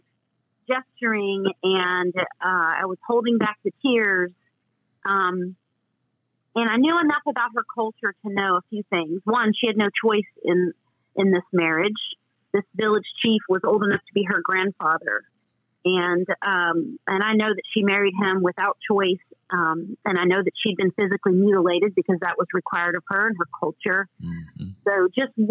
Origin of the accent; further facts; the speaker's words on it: the South, United States; I grew up in the South